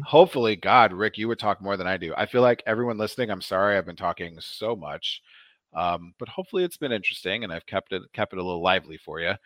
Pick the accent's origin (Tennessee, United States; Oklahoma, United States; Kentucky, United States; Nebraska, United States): Nebraska, United States; Omaha; I grew up in Nebraska in the eighties and nineties